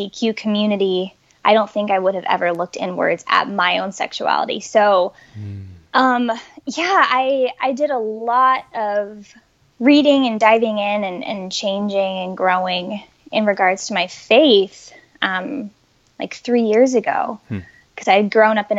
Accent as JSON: {"language": "English", "region": "Colorado", "country": "United States", "tie": "born or raised there", "moved": "as an adult", "said": "I grew up in Colorado"}